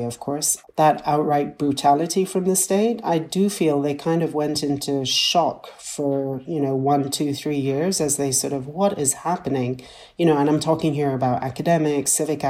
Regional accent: Kenya; I'm a Kenyan

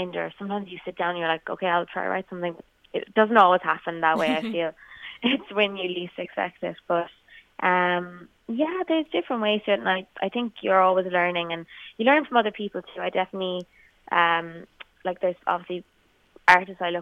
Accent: Kerry, Munster, Ireland; moved away as an adult; now in Dublin, Ireland; I'm from Kerry and I moved to Dublin and I went to college for music

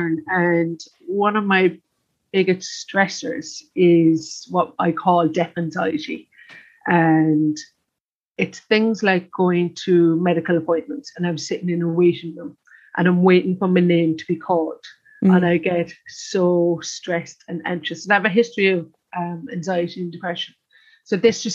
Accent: Cork, Munster, Ireland; I am from Cork.

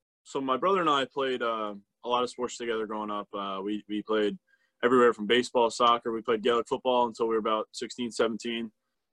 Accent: New Jersey, United States; I mean, I live 30 minutes ish from New York City, so I've had plenty of experiences getting to go in there.

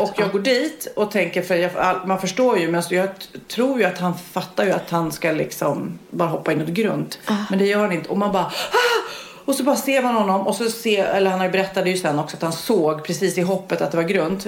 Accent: Varberg, Halland County, Sweden; jag kommer ju från Varberg

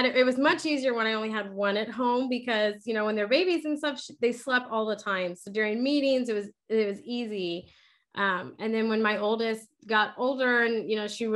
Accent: San Antonio, Texas, United States; now in Houston, United States; I'm from San Antonio and we moved to Houston

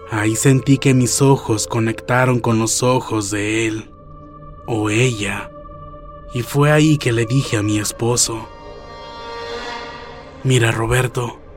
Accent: Tijuana, Baja California, Mexico; now in Boston, United States; Yo soy originaria de Tijuana, Baja California, México, pero he vivido en Boston, Massachusetts, desde hace más de 15 años.

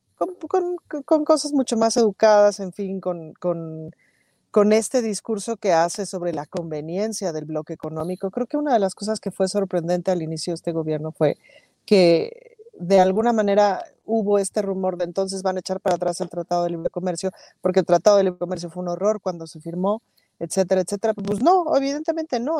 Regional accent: Mexico

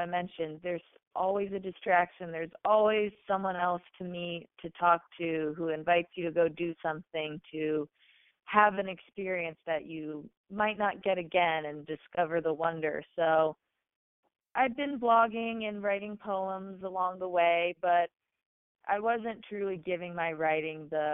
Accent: Oak Island, North Carolina, United States; now in Wilmington, United States; my hometown of Oak Island. Oak Island is very teeny tiny and petite and charming, about 7,000 people

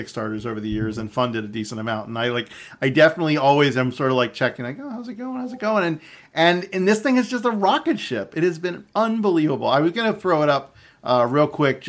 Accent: Florida, United States; now in Seattle, United States; my home state, Florida

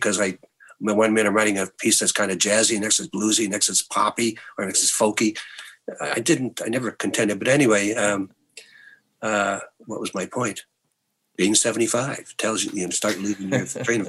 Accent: the Maritimes, Canada; I'm from the Maritimes.

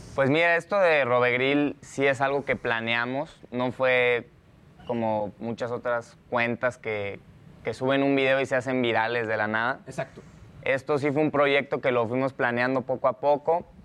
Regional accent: Hermosillo, Sonora, Mexico; yo desde chiquito soy de, de Hermosillo, de Sonora, de ahí es toda mi familia

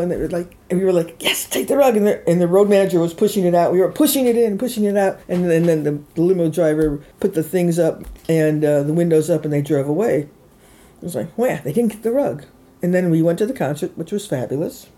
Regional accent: Chicago, Illinois, United States; also born or lived in Woodstock, New York / New York City / Mendocino; now in San Francisco, United States; I lived where I was born and raised in Chicago, Illinois.

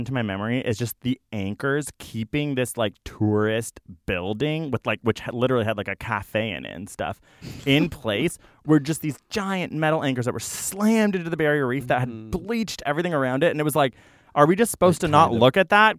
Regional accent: Canada; say about Australia as a Canadian, frustrating.

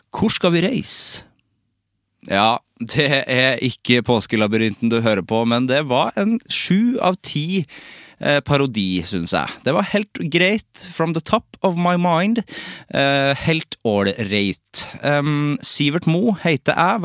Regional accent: Norway; also born or lived in Sweden; som nordmann

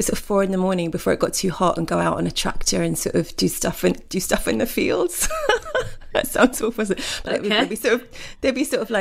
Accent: Essex, East of England, United Kingdom; I'm from Essex. I'm from Essex, don't forget. So that was a classy drink when I was growing up.

